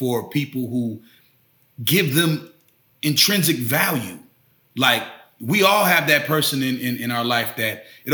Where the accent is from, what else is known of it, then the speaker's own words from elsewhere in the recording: Tampa, Florida, United States; moved away; I'm originally from Tampa, Florida